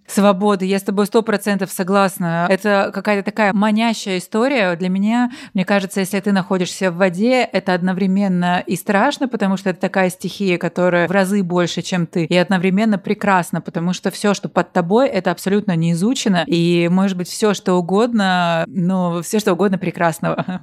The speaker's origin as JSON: {"language": "Russian", "region": "Russian Far East", "country": "Russia", "moved": "yes", "said": "я тоже с Дальнего Востока"}